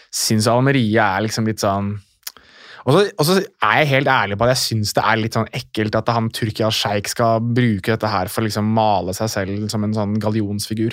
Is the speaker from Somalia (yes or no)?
no; Morocco; now in Norway; nå er jeg marokkaner